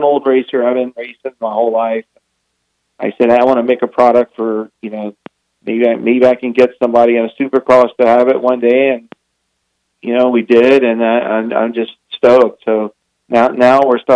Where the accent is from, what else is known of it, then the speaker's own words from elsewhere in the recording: Florida, United States; also born or lived in Southern California; now in Idaho, United States; I'm originally from Florida